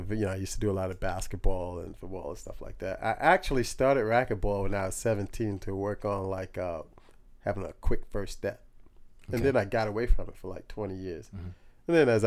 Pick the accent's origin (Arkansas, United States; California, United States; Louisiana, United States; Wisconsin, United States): California, United States; Long Beach; From Long Beach.